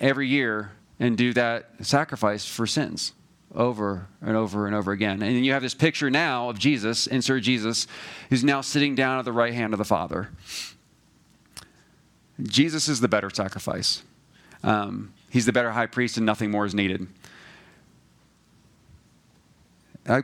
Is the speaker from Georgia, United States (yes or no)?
yes; Georgia, United States; We went to, we're from Georgia